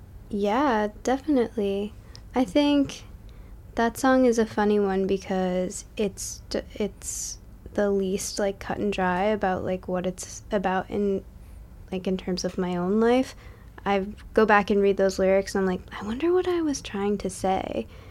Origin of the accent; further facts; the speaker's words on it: Massachusetts, United States; And a lot of the imagery of that, for me at least, is rooted in, like, my hometown in, like, southern Massachusetts, where, like, the only thing that you have to do in the summer is, like, light ants on fire with a magnifying glass